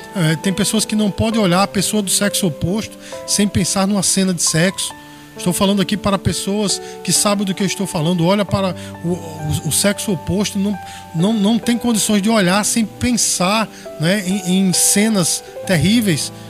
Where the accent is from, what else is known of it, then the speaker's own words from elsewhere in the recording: Brazil; nós, como brasileiros